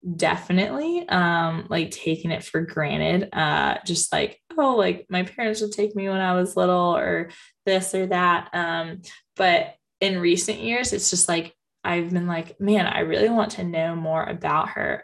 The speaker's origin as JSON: {"language": "English", "town": "Jacksonville", "region": "Florida", "country": "United States", "tie": "born or raised there", "said": "I'm from Jacksonville, Florida, and um, it's Our Lady of La Leche. Um, so there's actually a national shrine to Our Lady of La Leche in St. Augustine, which is only about 30 minutes from me. And I grew up um, having this kind of right in my backyard."}